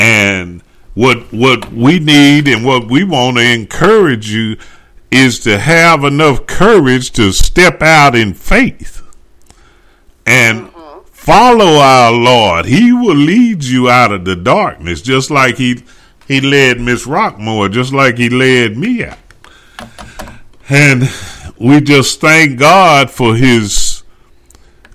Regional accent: Dallas, Texas, United States; I'm from the Dallas area

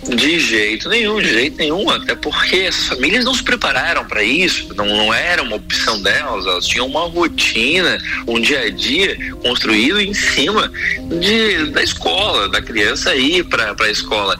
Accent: Brazil; nós, como brasileiros

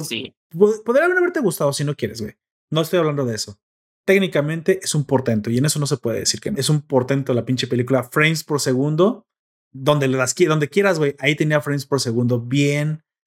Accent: Mexico

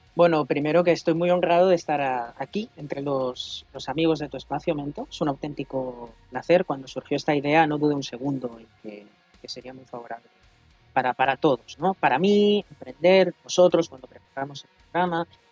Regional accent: Catalonia, Spain; la Diada Nacional de Cataluña, de donde soy oriundo

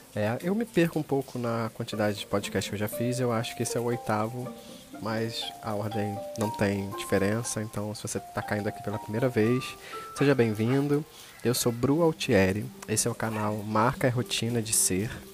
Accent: Rio de Janeiro, Brazil; Sou carioca

